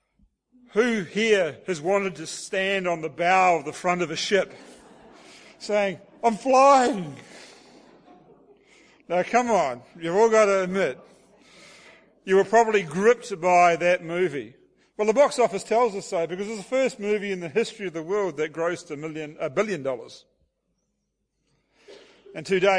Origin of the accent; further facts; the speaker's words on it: Hastings, Hawke's Bay, New Zealand; moved away as an adult; now in Auckland, New Zealand; we moved away from our hometown in Hawke's Bay, New Zealand